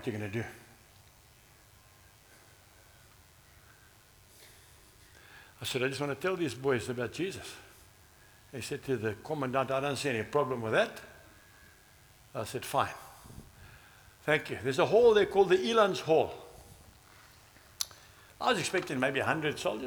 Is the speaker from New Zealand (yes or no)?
no; Zambia; now in South Africa; I can't speak Afrikaans. I come from Zambia.